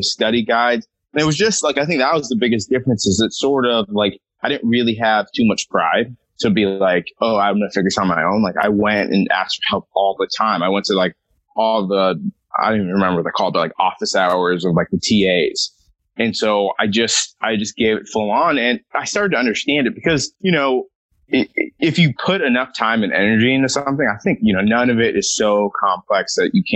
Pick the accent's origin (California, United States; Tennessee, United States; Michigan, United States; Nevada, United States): California, United States; Southern; I am from Southern California.